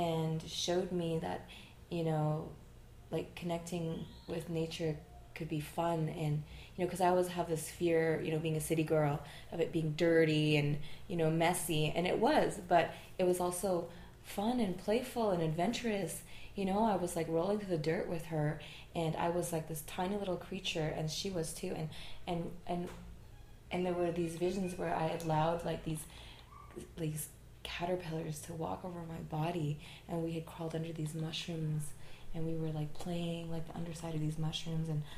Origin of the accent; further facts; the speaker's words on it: Montreal, Quebec, Canada; I'm from Montreal.